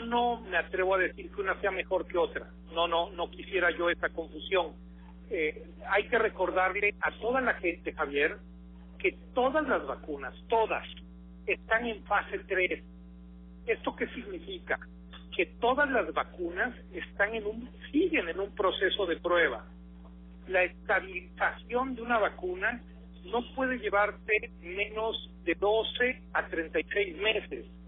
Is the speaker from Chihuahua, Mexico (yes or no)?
no; Veracruz, Mexico; Jalapa que es mi capital